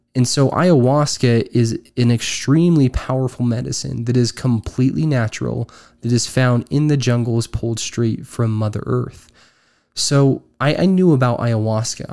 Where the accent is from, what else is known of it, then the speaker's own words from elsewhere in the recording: Utah, United States; I am originally from Utah